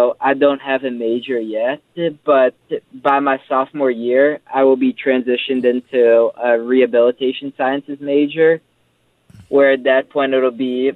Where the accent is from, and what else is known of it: Frederick, Maryland, United States; born or raised there; moved away as an adult; now in Pittsburgh, United States